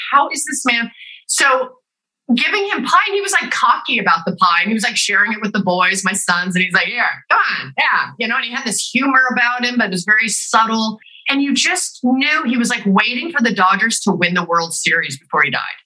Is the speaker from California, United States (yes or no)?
yes; Los Angeles, California, United States; I grew up also